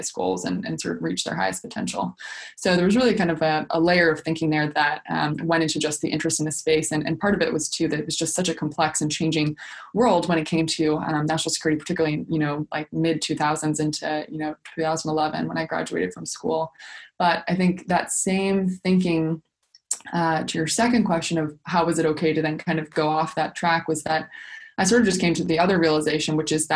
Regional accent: Washington, District of Columbia, United States; my own personal experience of growing up in Washington, D.C.

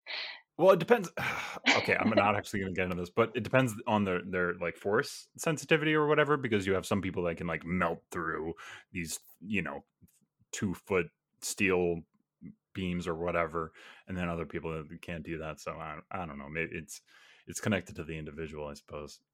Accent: New York, United States; now in Georgia, United States; I grew up in New York and I'm currently living in Georgia

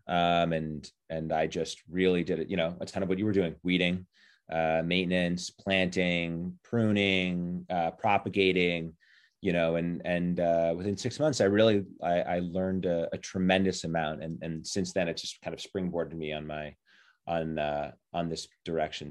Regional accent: New York City, New York, United States; I grew up in Manhattan. Um, I grew up in Kip's Bay

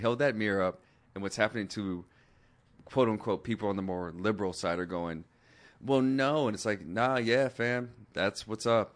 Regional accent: Seattle, Washington, United States; now in West Hollywood, United States; I'm from Seattle

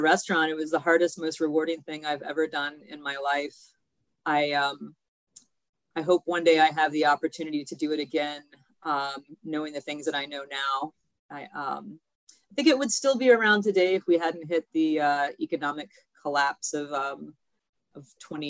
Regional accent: Kentucky, United States; moved away as an adult; now in Chicago, United States; I have been in Chicago for about 20 years. I came here from Kentucky, where I got my culinary degree in Louisville.

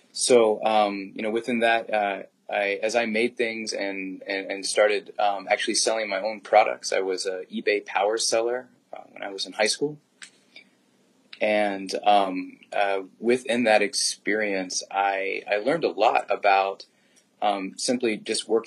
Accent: Williamsburg, Virginia, United States; I grew up in Williamsburg, Virginia

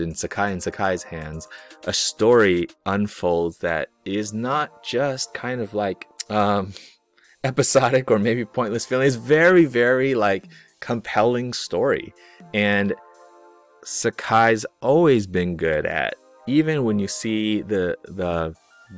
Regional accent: United States; I'm Chinese American

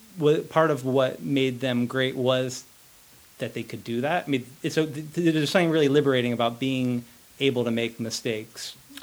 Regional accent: Winston-Salem, North Carolina, United States; also born or lived in Boston; I grew up in North Carolina. My family's from Boston, but when I was pretty young, we moved to Winston-Salem, North Carolina, and I went to school there.

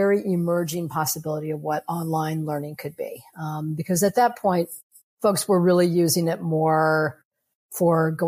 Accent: New York City, New York, United States; I'm a New Yorker

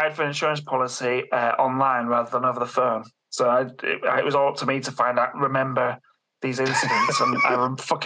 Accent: Beverley, Yorkshire and the Humber, United Kingdom; around Beverley, my hometown. East Yorkshire

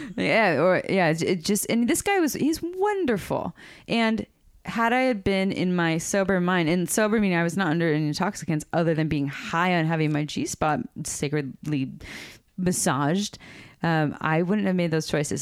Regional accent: Santa Cruz, California, United States; We grew up in Santa Cruz

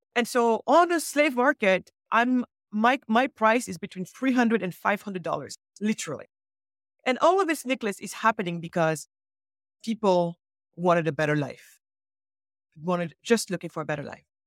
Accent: Senegal; moved away; I was born in Senegal, so because, West Coast of Africa.

